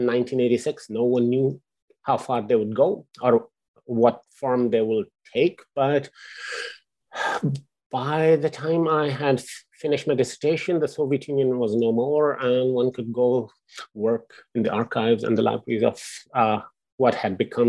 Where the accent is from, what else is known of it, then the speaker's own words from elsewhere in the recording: Lahore, Punjab, Pakistan; moved away; I grew up in Pakistan